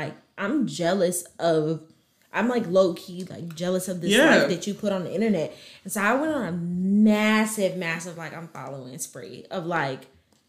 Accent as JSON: {"language": "English", "town": "Chicago", "region": "Illinois", "country": "United States", "said": "and I don't have a Chicago accent."}